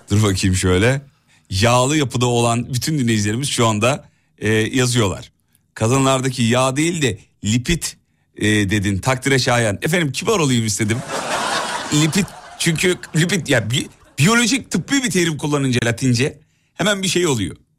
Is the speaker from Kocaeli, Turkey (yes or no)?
yes; İzmit, Kocaeli, Turkey; ben bir İzmitli olarak